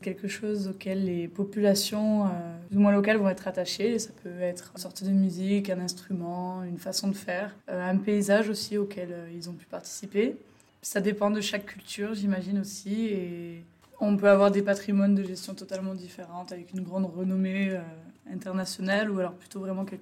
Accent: Bourgogne-Franche-Comté, France; Quand je pense au patrimoine, ça me fait penser à chez moi en Côte d'Or et du coup au patrimoine viticole

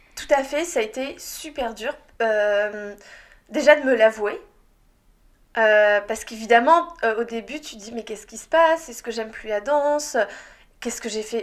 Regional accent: France; en tant que petite Française

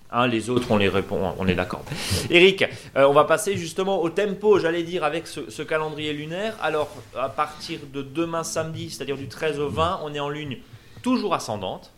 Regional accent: Alsace, Grand Est, France; chez nous en Alsace

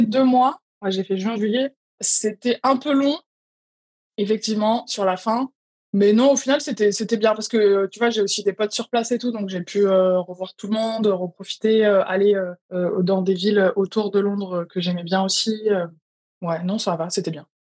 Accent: France; moved away as an adult; also born or lived in London; quand j'ai quitté la France il y a quatre ans

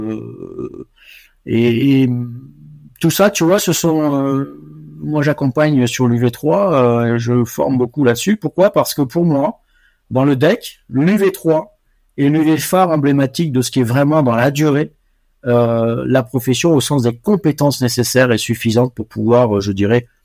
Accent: Côte d’Ivoire; born there; also born or lived in Morocco / Senegal; j'ai vécu 20 ans, je suis né en Côte d'Ivoire, j'ai vécu ensuite au Maroc et au Sénégal

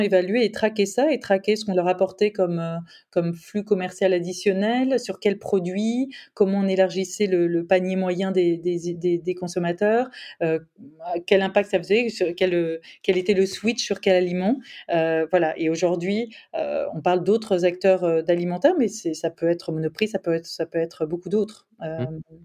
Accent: France; moved away; j'ai vécu longtemps à l'étranger, donc euh, vraiment j'ai mesuré cette chance-là quand on est français

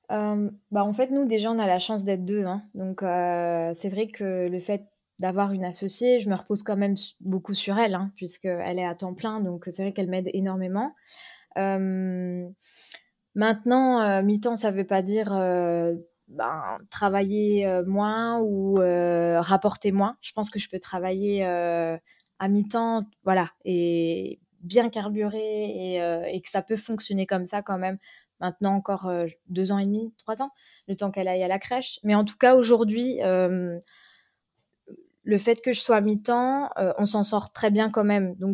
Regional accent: Vosges, Grand Est, France; moved away as an adult; now in Luxembourg; je suis de la frontière, je suis pas loin, je suis vosgienne.

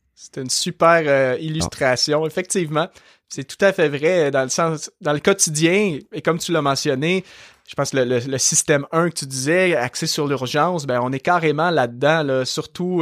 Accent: Saint-Hyacinthe, Quebec, Canada; accent: Québécois; also born or lived in Montreal region; now in Montreal, Canada; je suis québécois. Euh, aujourd'hui, j'habite dans la région de Montréal, mais à la base, moi, je suis né en campagne et d'une région où est-ce que justement les gens au Québec ont un très fort accent. La, ville de Saint-Hyacinthe

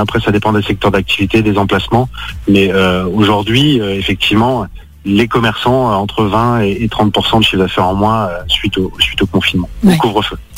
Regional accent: Lyon, Auvergne-Rhône-Alpes, France; je suis un pur Lyonnais

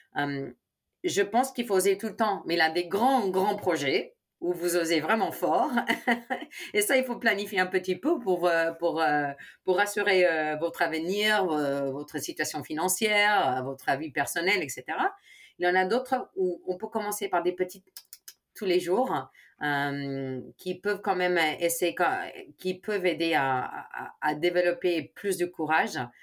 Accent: Chicago, Illinois, United States; French is a second language; moved away as an adult; also born or lived in Spain; now in France; mes parents sont espagnols, ma, mais je suis née à Chicago

